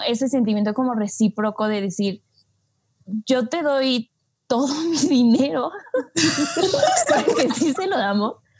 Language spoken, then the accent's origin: Spanish; Mexico; sí soy de México.